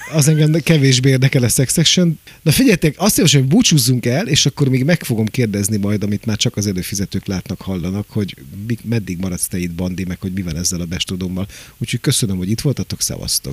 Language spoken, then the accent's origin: Hungarian; Pécs, Baranya, Hungary; now in Budapest, Hungary; én Pécsi vagyok